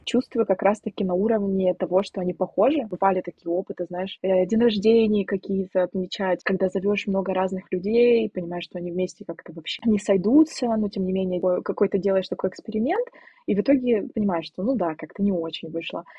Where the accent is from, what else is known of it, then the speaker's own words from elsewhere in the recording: Siberia, Russia; moved away as an adult; now in Poland; я девочка из Сибири, которая приехала 7 тысяч километров, чтобы жить в другой стране